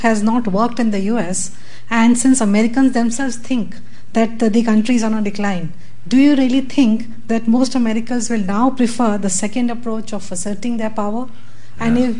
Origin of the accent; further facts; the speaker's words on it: India; from India.